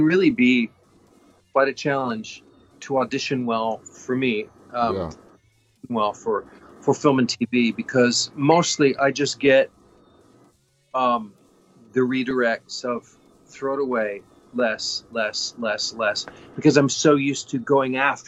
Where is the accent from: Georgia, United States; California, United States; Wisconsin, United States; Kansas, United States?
Kansas, United States; I grew up in Kansas